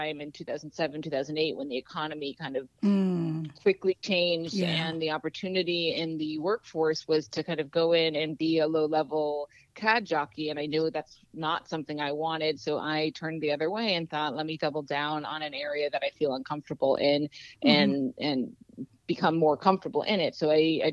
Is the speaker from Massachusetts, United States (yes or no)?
no; Anchorage, Alaska, United States; I grew up in Anchorage